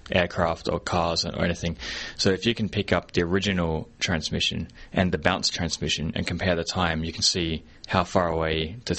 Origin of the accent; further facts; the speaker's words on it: Australia; now in Hong Kong; I live in Hong Kong, and I'm from Australia